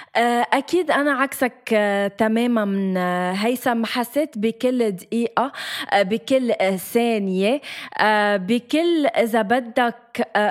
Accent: Lebanon; نحن لبنانيه

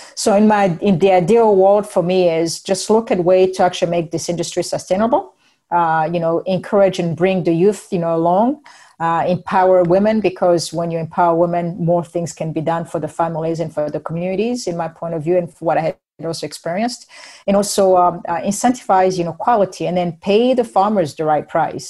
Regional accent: Burundi; moved away; I'm from Burundi first and foremost

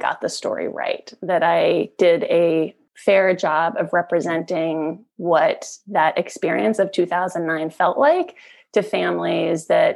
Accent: Salt Lake City, Utah, United States; born or raised there; also born or lived in California, United States / Iran

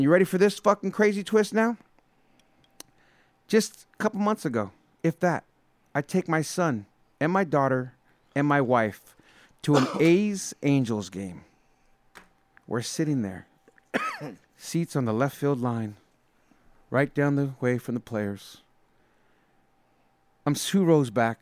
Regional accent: San Jose, California, United States; I, as a kid, went to so many Oakland A's games growing up in the Bay Area

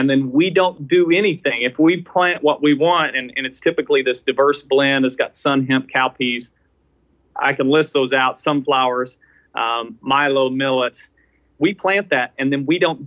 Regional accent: Chesapeake Bay watershed, East Coast, Chesapeake Bay area, United States; moved away; also born or lived in Midwest; I grew up on the East Coast, specifically within the Chesapeake Bay watershed.

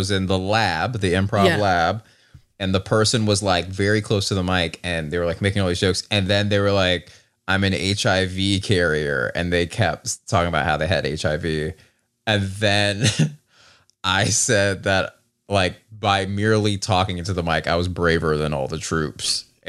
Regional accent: Georgia, United States; again, I'm from Georgia, and like, the idiotic part.

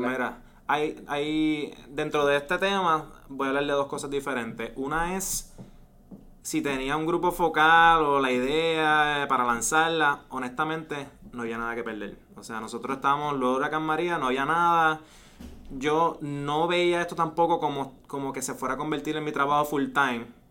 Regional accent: Ponce, Puerto Rico; also born or lived in Valencia, Spain; nacido y criado en Ponce, estudié toda mi vida, eh, high school, college en Ponce

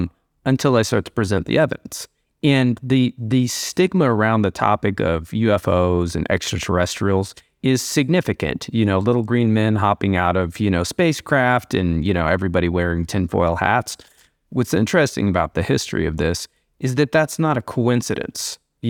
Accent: Midwest, United States; I started trading. I grew up in the Midwest in the United States.

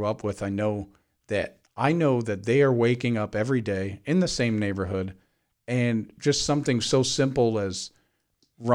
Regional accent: Cleveland, Ohio, United States; I grew up in a weird scenario where I grew up in Cleveland, predominantly black neighborhoods and schools

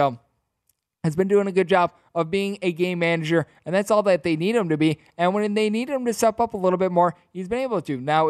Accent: Big Ten country, Midwest, United States; I'm from Big Ten country

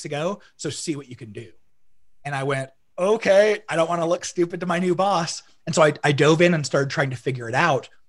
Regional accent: Arizona, United States; now in Utah, United States; So I grew up about half in Utah and the other half in Arizona. Arizona's more of what I remember. I mean, it was like junior high and high school

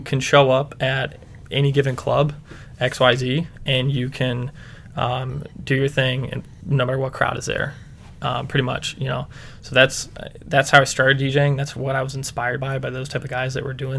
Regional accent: Akron area, Ohio, United States; born or raised there

